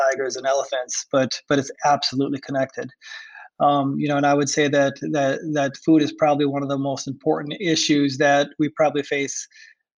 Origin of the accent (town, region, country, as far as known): Iowa, United States; born or raised there